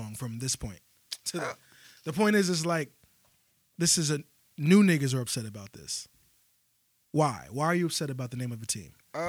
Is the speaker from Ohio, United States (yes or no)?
no; Virginia, United States; I'm from Virginia.